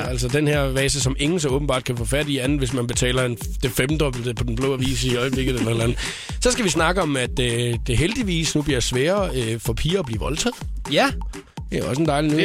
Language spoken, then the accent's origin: Danish; Skalkendrup, Southern Denmark, Denmark; moved away; jeg kommer hjem til min hjemstavn Skalkendrup